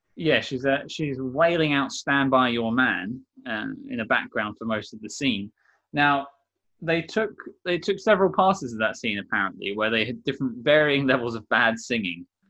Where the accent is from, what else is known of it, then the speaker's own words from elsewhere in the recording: London, United Kingdom; accent: Londoner; I'm from London, I have a, a, somewhat Londoner accent